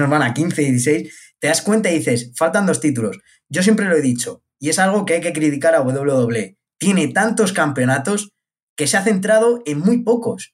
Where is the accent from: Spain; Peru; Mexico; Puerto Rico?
Spain; yo como español